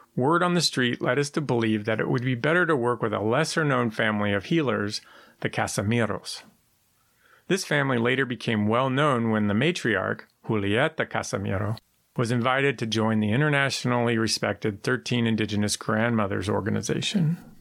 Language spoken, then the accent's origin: English; San Francisco, California, United States; I was born in San Francisco in 1971 to parents who grew up there